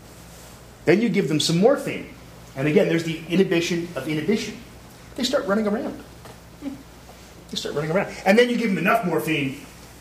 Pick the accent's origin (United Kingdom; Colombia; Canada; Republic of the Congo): Canada; I'm Canadian